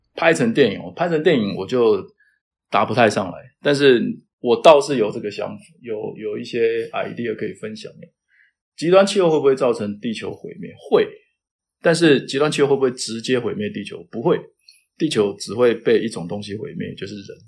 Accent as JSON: {"language": "Chinese", "town": "Taitung", "region": "Taitung County", "country": "Taiwan", "tie": "born or raised there", "also_born_or_lived": "Taoyuan, Taiwan", "moved": "as an adult", "lives_now": "United States", "said": "我老家是在台东嘛，我就在想，我想回台东去当老师"}